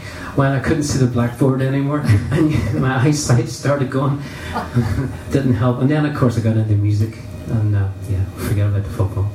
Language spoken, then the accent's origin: English; Derry, Northern Ireland, United Kingdom; moved away as an adult; also born or lived in Belfast; I never really felt part of Derry